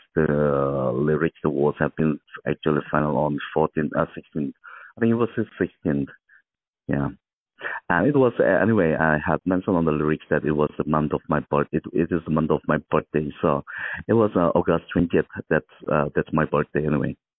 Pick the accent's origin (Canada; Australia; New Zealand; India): India; Mizoram; I'm from the northeast uh, Mizoram, born and brought up in the Mizoram